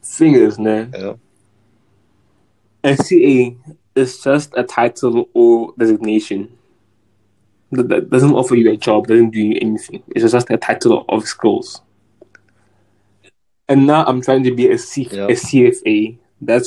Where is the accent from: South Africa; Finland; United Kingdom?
South Africa